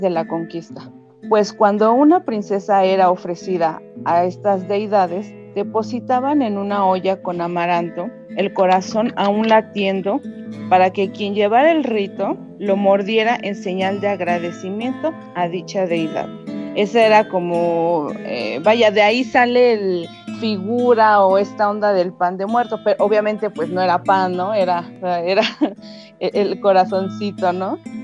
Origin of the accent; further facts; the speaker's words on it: Mexico; es algo parte de la cultura aquí mexicana